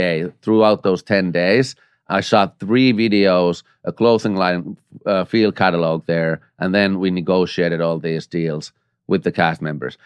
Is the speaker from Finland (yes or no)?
yes; Finland; moved away as an adult; now in United States; I come from Finland